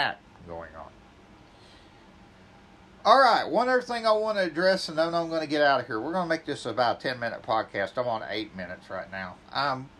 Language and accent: English; Grove, Oklahoma, United States; my hometown, Grove, Oklahoma